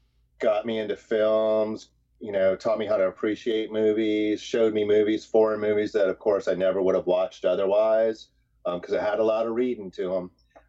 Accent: Maitland, Florida, United States; moved away as an adult; also born or lived in Chicago; We grew up outside of Orlando, kind of near Eatonville, around Maitland, but outside of Orlando, and lived there in the same place most of our lives.

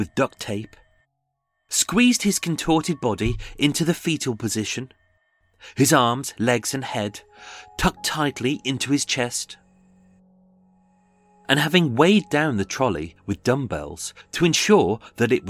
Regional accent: United Kingdom; I am British

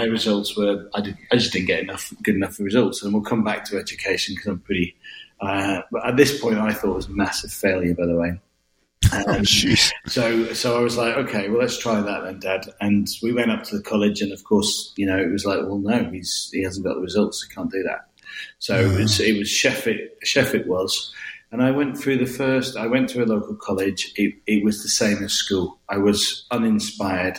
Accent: the north of England, United Kingdom; moved away; also born or lived in Scotland; I was born in Scotland and brought up in the north of England and ended up my school life down in the south of England

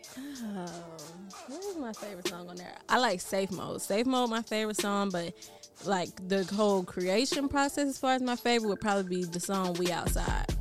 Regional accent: Decatur, Georgia, United States; also born or lived in Atlanta / Philadelphia; I'm from Georgia, Decatur, Georgia to be exact. And I'm out here in Philadelphia

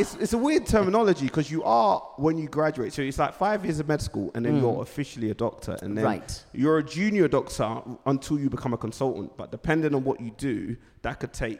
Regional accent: London, United Kingdom; I'm from London.

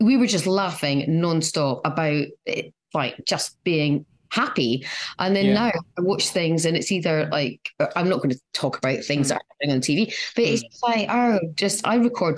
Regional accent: Scotland, United Kingdom; born or raised there; moved away

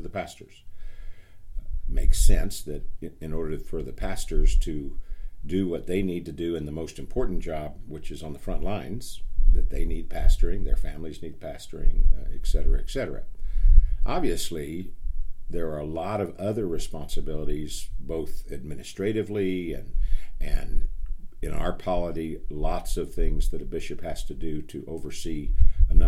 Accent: El Paso, Texas, United States; moved away as an adult; also born or lived in New England; my hometown of El Paso, Texas

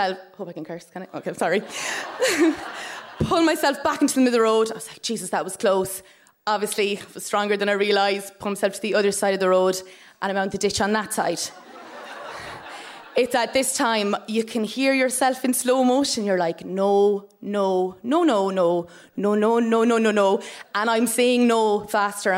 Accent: Tipperary, Munster, Ireland; I am from Tipperary, and I live in a household with my mum and my dad

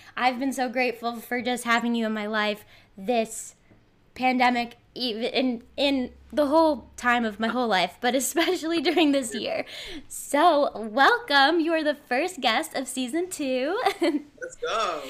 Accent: Somerville, Massachusetts, United States; I'm from Somerville, so technically not Boston, but one four miles away.

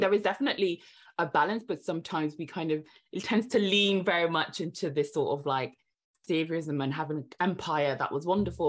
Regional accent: Devon, South West England, United Kingdom; I grew up in Devon, so I moved to the U K when I was seven, grew up in Devon

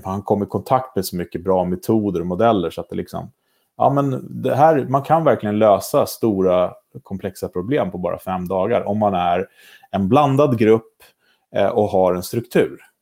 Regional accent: Sweden; moved away as an adult; I höst är det sex år sedan jag flyttade hem

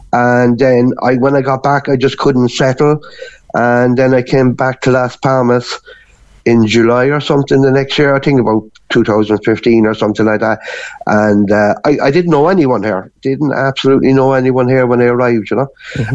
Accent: Cork, Munster, Ireland; moved away as an adult; also born or lived in Gran Canaria; now in Canary Islands, Spain; I'm actually from Albert Road in Cork City

